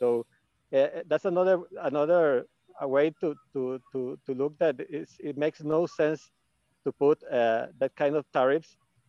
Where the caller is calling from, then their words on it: Costa Rica; I'm calling from Costa Rica.